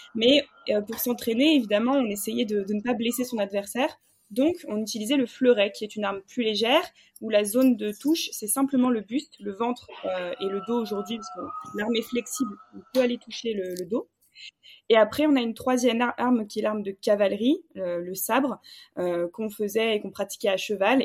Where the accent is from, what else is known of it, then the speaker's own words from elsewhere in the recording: Bordeaux, Nouvelle-Aquitaine, France; now in Paris, France; je viens du sud de la France